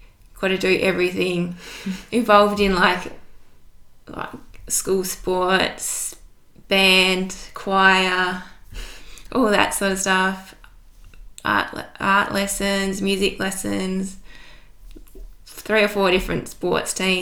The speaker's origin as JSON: {"language": "English", "town": "Hobart", "region": "Tasmania", "country": "Australia", "tie": "born or raised there", "said": "I grew up in Hobart, born and bred."}